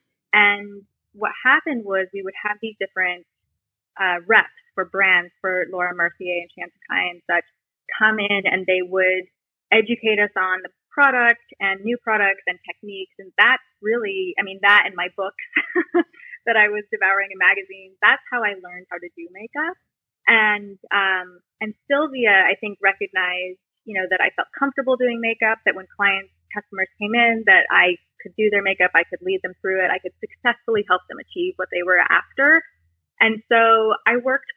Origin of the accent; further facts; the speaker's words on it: Jackson, Wyoming, United States; Jackson, Wyoming, which is where I grew up